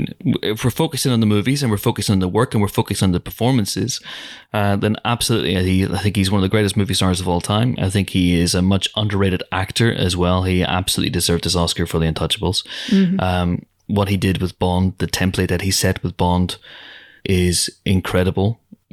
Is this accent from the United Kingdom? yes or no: yes; Northern Ireland, United Kingdom; I'm from Northern Ireland